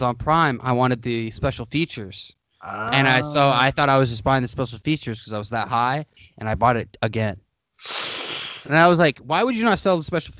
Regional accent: United States

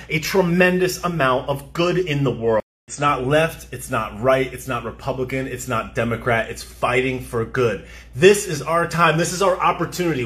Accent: United States; We are American

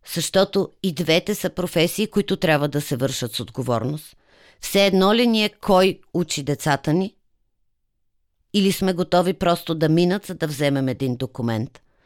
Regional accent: Sofia, Sofia City, Bulgaria; моя роден град

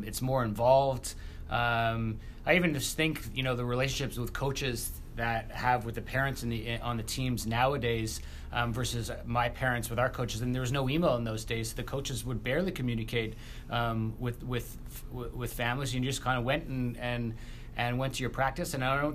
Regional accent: Montreal, Quebec, Canada; moved away as an adult; now in Rye, United States; I grew up in Montreal.

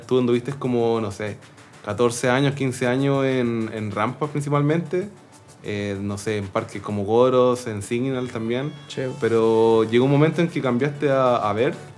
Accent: Linares, Maule, Chile; moved away as an adult; now in Santiago, Chile; yo soy del sur, soy de Linares

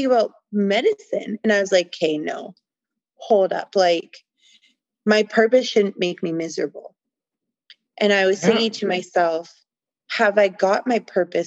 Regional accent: Canada; I'm from Canada

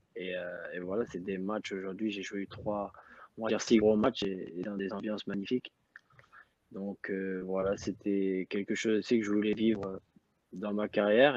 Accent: Rouen / Le Havre area, Normandy, France; moved away as an adult; now in Azerbaijan; j'avais vingt-six ans, où j'étais toujours resté dans, dans ma région natale

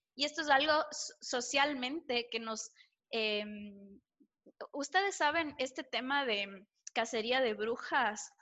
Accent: Ecuador; en Ecuador tenemos, una, tenemos, por lo menos cuando yo crecía, una sociedad bastante conservadora

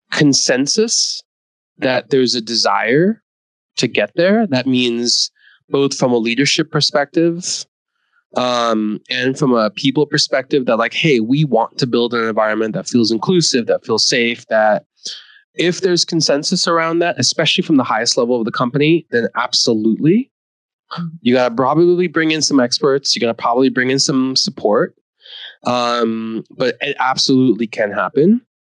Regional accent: India; born there; That I was born in India and I'm a son of an immigrant and I'm an immigrant story

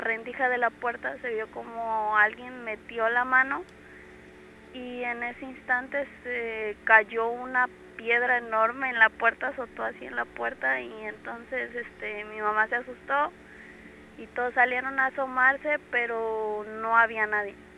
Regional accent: Córdoba, Veracruz, Mexico; De aquí, de Córdoba.

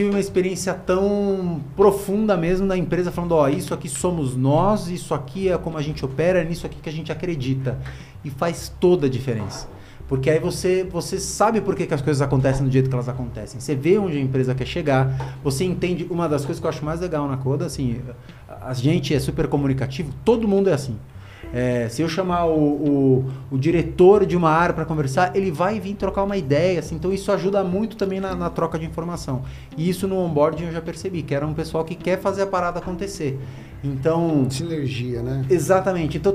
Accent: Brazil; Eu sou brasileiro.

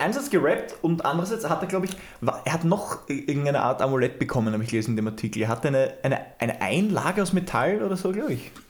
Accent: Austria; bei uns in Österreich

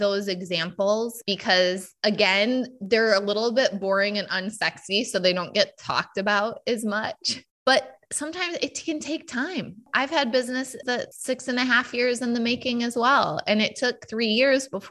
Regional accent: United States; I was born white in the United States to a middle-class family

